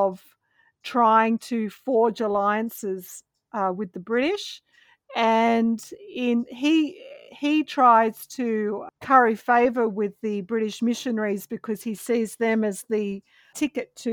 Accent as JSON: {"language": "English", "country": "Australia", "moved": "yes", "lives_now": "United States", "said": "I'm an Australian living in the US"}